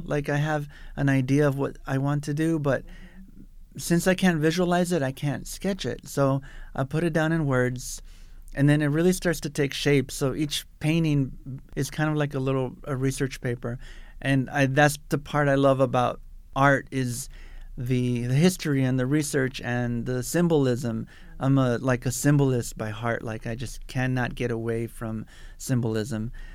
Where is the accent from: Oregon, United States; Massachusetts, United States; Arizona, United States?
Arizona, United States; South Tucson; I'm a Tucson native. I grew up in South Tucson